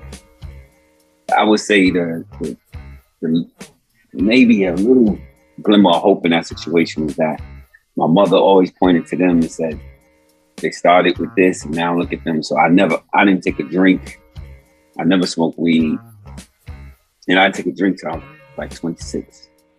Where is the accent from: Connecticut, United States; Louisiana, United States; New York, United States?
New York, United States; New York City; I'm born and raised in South Bronx